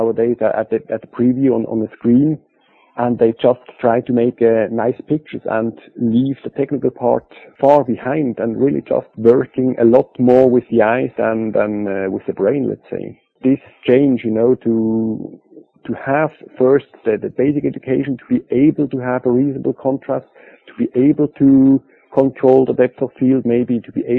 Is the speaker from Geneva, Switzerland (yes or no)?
no; Basel, Basel-Stadt, Switzerland; This was a big fashion studio in Basel, in my hometown